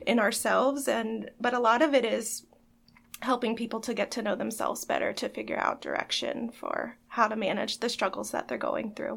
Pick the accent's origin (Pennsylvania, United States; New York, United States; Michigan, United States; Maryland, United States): Pennsylvania, United States; Elizabethtown; I am also from Elizabethtown and kind of just ended up staying here.